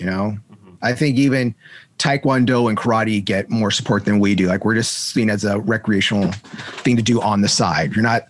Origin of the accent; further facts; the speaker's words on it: Hollywood, California, United States; Like I'm from Hollywood.